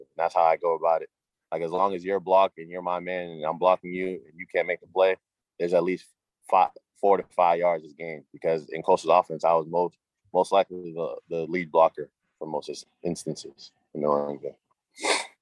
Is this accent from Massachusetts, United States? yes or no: yes; Cambridge, Massachusetts, United States; born or raised there; also born or lived in Malden, Massachusetts / Everett, Massachusetts / Myrtle Beach, South Carolina